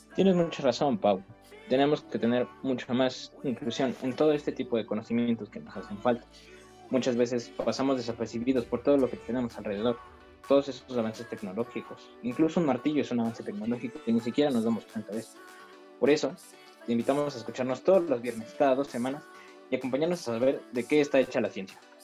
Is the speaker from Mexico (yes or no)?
yes; Mexico; Como todo mexicano